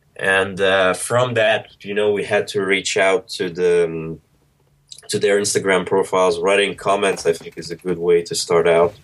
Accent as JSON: {"language": "English", "country": "Monaco", "tie": "born or raised there", "also_born_or_lived": "Moscow, Russia", "moved": "as an adult", "lives_now": "London, United Kingdom", "said": "I was born in Russia, moved to Monaco when I was four, finished high school here"}